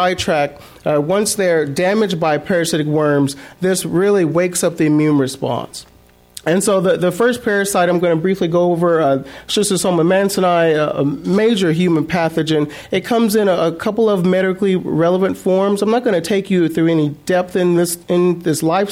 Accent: South Mississippi, United States; now in San Francisco, United States; growing up in South Mississippi

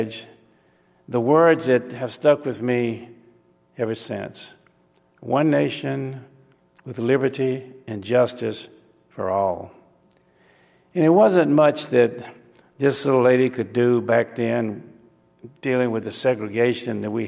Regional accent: Alabama, United States; took me from the cotton fields of Alabama

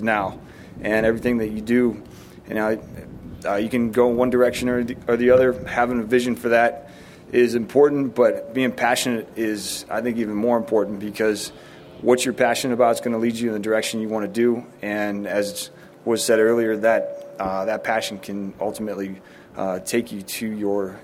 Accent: Chicago, Illinois, United States; now in San Diego, United States; growing up in Chicago

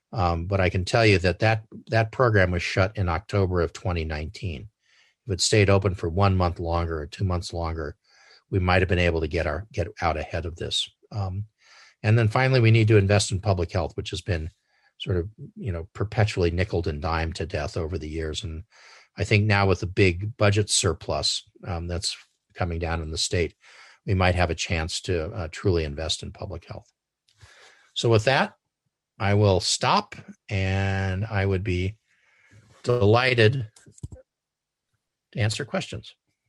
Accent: San Diego, California, United States; And I grew up in San Diego

